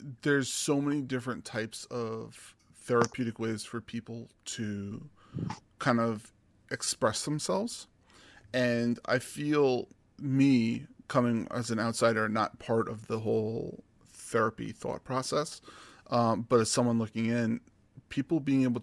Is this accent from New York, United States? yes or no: yes; New York, United States; I'm from New York